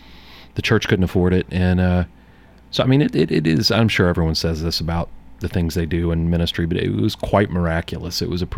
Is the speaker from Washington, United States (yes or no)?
no; St. Louis, Missouri, United States; now in Murfreesboro, United States; Since I'm from St. Louis, I'm a huge Cardinals fan.